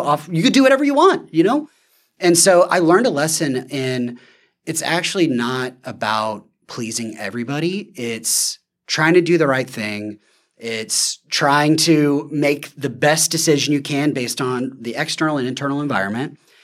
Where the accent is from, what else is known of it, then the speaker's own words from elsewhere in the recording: the South, United States; I'm from the South